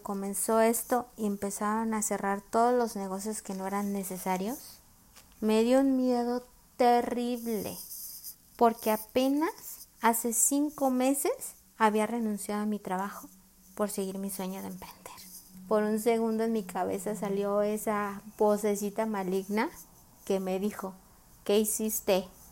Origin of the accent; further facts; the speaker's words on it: Mexico; soy de México